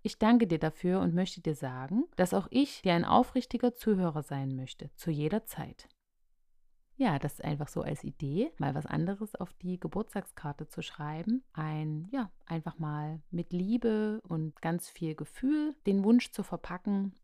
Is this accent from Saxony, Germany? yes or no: yes; Radebeul, Saxony, Germany; ich komme aus dem Osten, ganz genau komme ich aus Radebeul in der Nähe von Dresden und hier bin ich groß geworden